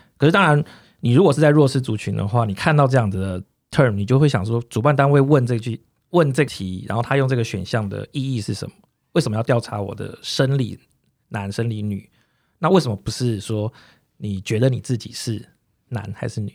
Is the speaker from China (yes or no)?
no; southern Taiwan, Taiwan; now in Taipei, Taiwan; 我自己从小在南部比较乡下的地方长大，然后一，一路求学，然后到，到台北来